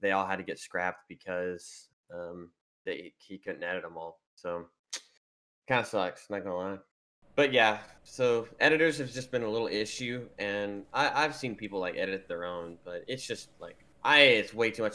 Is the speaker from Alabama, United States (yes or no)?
yes; Alabama, United States; I grew up in Alabama